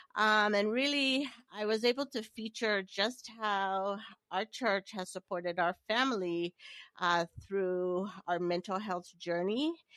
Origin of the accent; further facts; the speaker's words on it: Nigeria; moved away as an adult; also born or lived in Maine, United States / Hawaii, United States / Washington, D.C., United States; I am, uh, originally born and raised in Nigeria